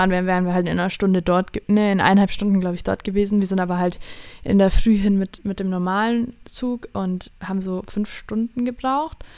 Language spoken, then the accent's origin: German; Allgäu, Bavaria, Germany; bei uns im Allgäu